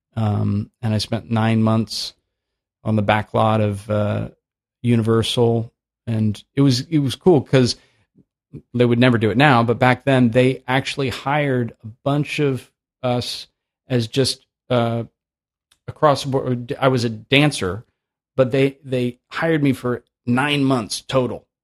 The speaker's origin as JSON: {"language": "English", "town": "Oakland", "region": "California", "country": "United States", "tie": "born or raised there", "also_born_or_lived": "San Francisco", "said": "I grew up in Oakland"}